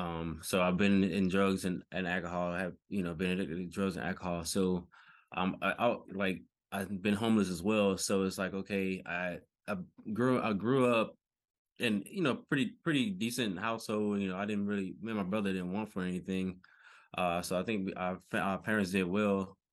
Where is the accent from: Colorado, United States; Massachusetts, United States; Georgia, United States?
Georgia, United States; Decatur; All right, so I'm from Decatur, Georgia.